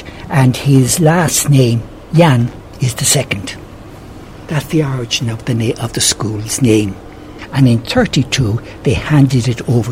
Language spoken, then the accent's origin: English; Dublin, Leinster, Ireland; moved away as an adult; now in Hong Kong; I was born in Dublin